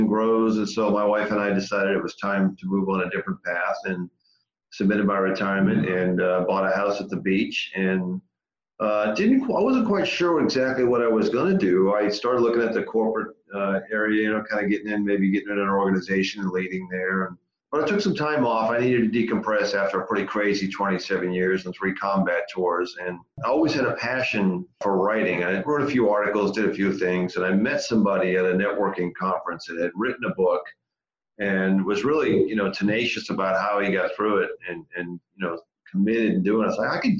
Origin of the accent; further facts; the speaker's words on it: Massachusetts, United States; I grew up in Massachusetts, born and raised